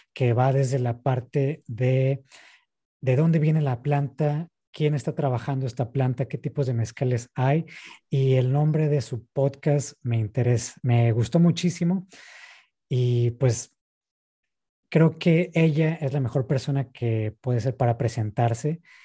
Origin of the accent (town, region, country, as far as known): northern Mexico, Mexico